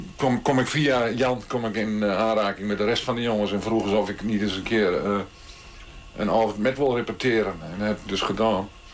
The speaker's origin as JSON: {"language": "Dutch", "town": "Beltrum", "region": "Gelderland", "country": "Netherlands", "tie": "born or raised there", "said": "Ik ben geboren in Beltrum. En Beltrum ligt tussen uh, Groenlo en Borculo."}